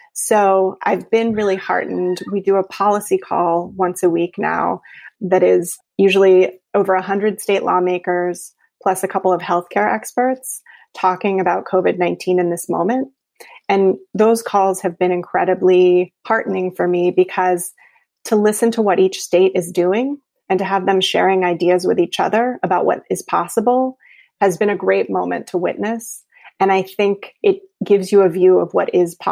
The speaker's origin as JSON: {"language": "English", "region": "North Carolina", "country": "United States", "tie": "born or raised there", "said": "my home state of North Carolina in Raleigh"}